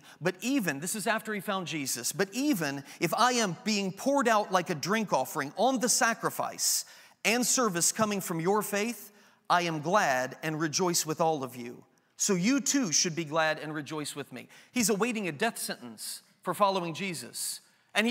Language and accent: English; Enid, Oklahoma, United States; also born or lived in Greentown; I'm from Greentown. I was born in Enid, Oklahoma